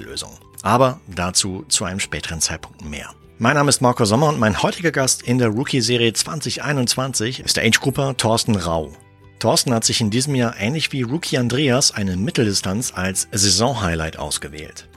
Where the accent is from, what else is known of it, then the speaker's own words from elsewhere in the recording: Arnsberg, North Rhine-Westphalia, Germany; da, wo ich aufgewachsen bin, in Arnsberg